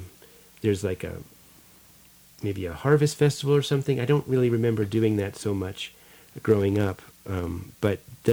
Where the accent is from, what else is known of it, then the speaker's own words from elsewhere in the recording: Chestnut Ridge, New York, United States; the community that I grew up in Chestnut Ridge, New York.